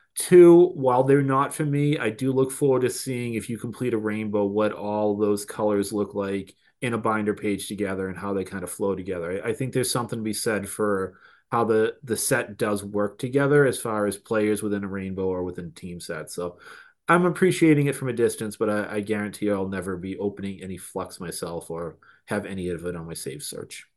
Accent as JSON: {"language": "English", "town": "Boston", "region": "Massachusetts", "country": "United States", "accent": "Boston", "said": "my Bad Boston accent"}